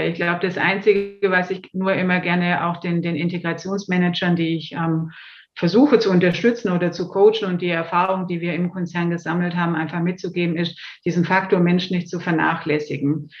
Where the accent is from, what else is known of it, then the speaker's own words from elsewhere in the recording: Swabia, Baden-Württemberg, Germany; accent: Swabian; now in Munich, Germany; wie man leicht hört, äh, habe ich auch einen schwäbischen Ursprung, einen schwäbischen Zungenschlag, lebe aber schon sehr lange und auch sehr gerne in Bayern